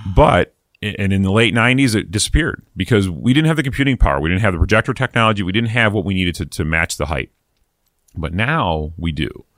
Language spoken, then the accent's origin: English; East Coast, United States; moved away; I'm from the East Coast originally